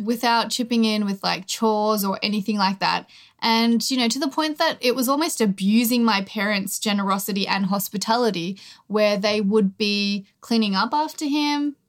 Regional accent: Australia; born or raised there

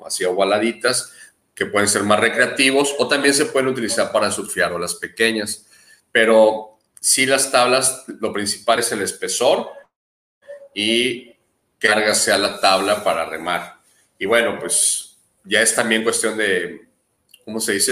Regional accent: Guadalajara, Jalisco, Mexico; also born or lived in Baja California / Manzanillo / Barra de Navidad; now in Punta Pérula, Mexico; Nací en Guadalajara, Jalisco, y cuando pude me moví de ahí inmediatamente a la costa de Baja California

